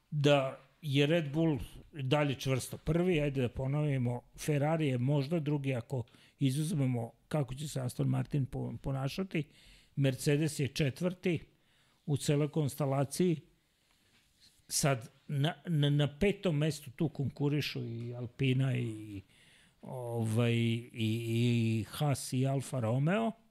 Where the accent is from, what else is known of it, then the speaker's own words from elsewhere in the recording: Serbia; kao mi Srbi